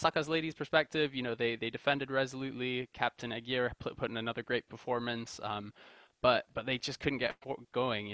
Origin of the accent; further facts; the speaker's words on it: Kenya; as a Kenyan